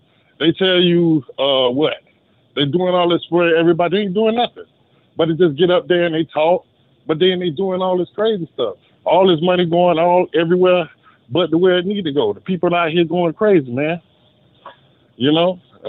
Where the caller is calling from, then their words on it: Miami, Florida, United States; I'm calling from Miami.